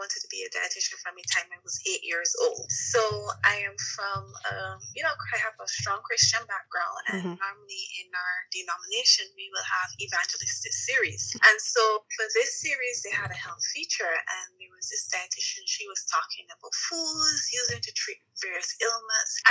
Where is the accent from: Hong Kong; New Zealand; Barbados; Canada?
Barbados; moved away as an adult; now in United States; I am from Barbados, and Barbados is a small island